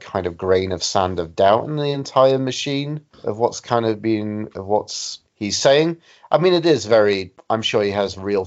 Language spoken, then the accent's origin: English; Sheffield, Yorkshire and the Humber, United Kingdom; moved away as an adult; now in Canada; I was in Sheffield, my hometown, and living there before I decided to drop everything and move to Canada like I am now